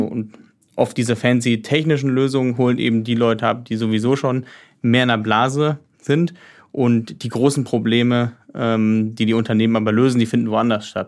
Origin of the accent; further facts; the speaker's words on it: Heidelberg, Baden-Württemberg, Germany; ich bin ursprünglich, also ich komme aus Heidelberg